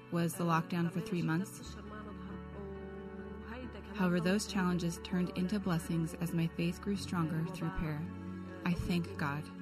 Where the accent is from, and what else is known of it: Afrin, Aleppo Governorate, Syria; moved away as an adult; now in Lebanon